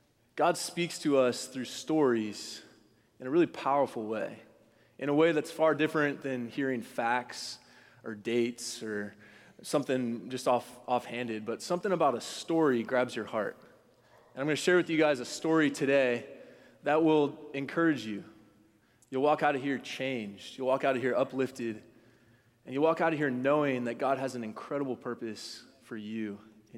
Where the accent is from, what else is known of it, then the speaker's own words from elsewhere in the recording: Dallas, Texas, United States; moved away as an adult; also born or lived in Los Angeles, California; I grew up in Dallas, Texas